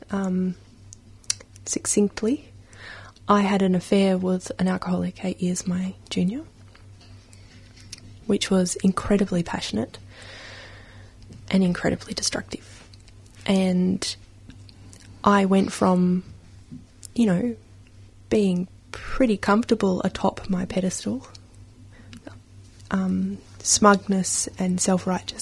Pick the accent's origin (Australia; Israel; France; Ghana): Australia; Sydney, New South Wales; moved away; also born or lived in Canberra / Melbourne / China; Sydney, where I grew up